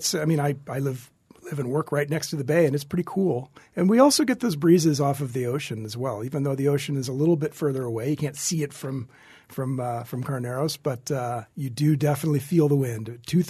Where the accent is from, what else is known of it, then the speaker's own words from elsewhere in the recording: San Luis Obispo, California, United States; I grew up in San Luis Obispo, which, you know, at that time was, there were a handful of wineries, even some very old historic wineries as well, but it was starting to become a more known wine region.